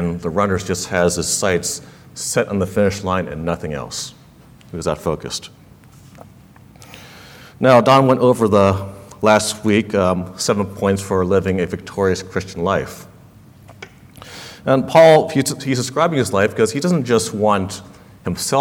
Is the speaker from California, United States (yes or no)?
yes; California, United States; I was born and raised in California, and so were my parents